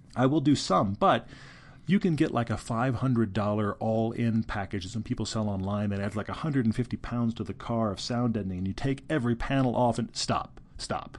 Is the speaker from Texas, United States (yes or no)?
yes; Houston, Texas, United States; moved away; also born or lived in California; I grew up in Houston, Texas